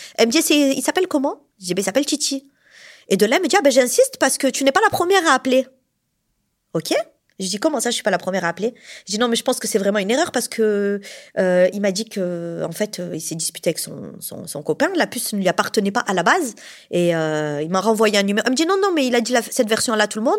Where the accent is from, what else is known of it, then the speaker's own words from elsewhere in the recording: Montpellier, Occitania, France; je suis de Montpellier, donc je suis une vraie Montpelliéraine hein, depuis toujours